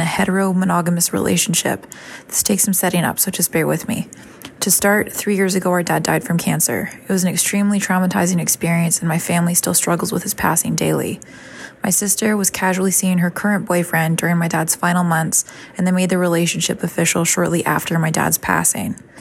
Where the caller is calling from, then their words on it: Canada; I'm calling from Canada